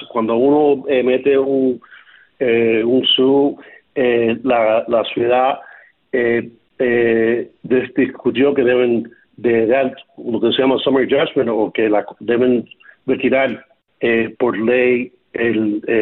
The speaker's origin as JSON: {"language": "Spanish", "country": "Cuba", "moved": "yes", "said": "Yo, yo, yo llegué a Cuba, de Cuba en 1968 y lo que me dolió a mí más que nada, que siempre he tenido como cubano un orgullo de mi comunidad"}